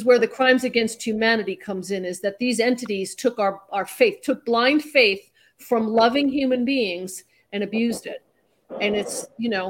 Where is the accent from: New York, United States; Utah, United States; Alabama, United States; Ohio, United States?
New York, United States; I grew up in New York and, you know, I would go into the city